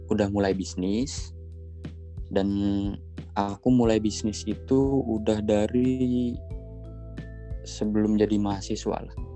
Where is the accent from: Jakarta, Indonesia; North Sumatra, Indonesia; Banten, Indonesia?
Banten, Indonesia; Pandeglang; btw daerahku itu di Banten ya di Pandeglang Banten nah di sini di daerahku demand-nya bagus nih soal iPhone